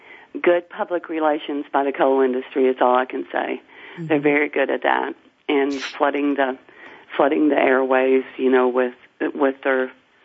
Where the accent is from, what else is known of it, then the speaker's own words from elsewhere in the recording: Harlan County, Kentucky, United States; So, I grew up in Harlan County